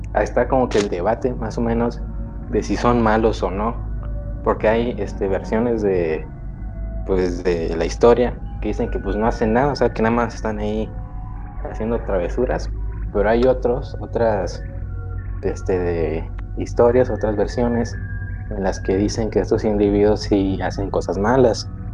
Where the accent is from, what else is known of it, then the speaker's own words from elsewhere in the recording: Yucatán, Mexico; yo soy de, de Yucatán. Soy yucateco.